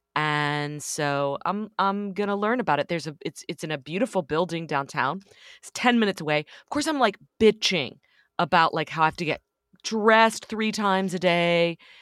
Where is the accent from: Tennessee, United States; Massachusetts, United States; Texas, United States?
Texas, United States; Dallas; moved away as an adult; also born or lived in New York; I grew up in Dallas, kinda wanting to live anywhere else